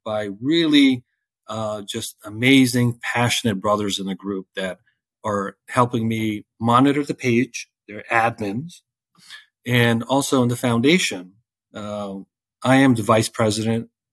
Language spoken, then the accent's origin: English; Loudoun County, Fairfax County, Virginia, United States; moved away as an adult; also born or lived in Afghanistan / Catskill, New York; now in Parkland, United States; I grew up in Loudoun County, Fairfax County in Virginia uh, since 1983, 84